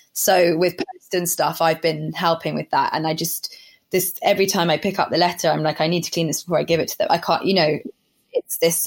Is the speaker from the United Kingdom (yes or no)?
yes; Somerset, South West England, United Kingdom; now in London, United Kingdom; I grew up in Somerset